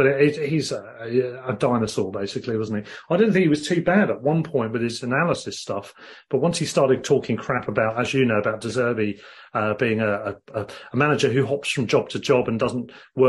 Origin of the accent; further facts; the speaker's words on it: Glasgow, Scotland, United Kingdom; and I'm Glaswegian. I mean, that really does sound like a foreign language if you get a strong accent on that one.